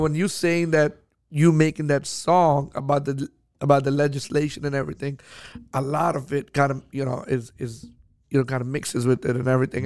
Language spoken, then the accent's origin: English; Houston, Texas, United States; I'm from Houston